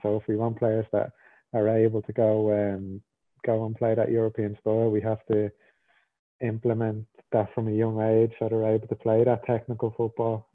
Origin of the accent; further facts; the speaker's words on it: Ireland; moved away; I was born in Ireland. I grew up in Ireland, and I feel like I'm an Irish person